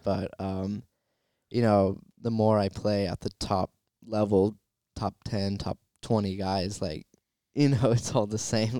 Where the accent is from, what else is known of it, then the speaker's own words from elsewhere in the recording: Southern California, United States; it's my hometown, too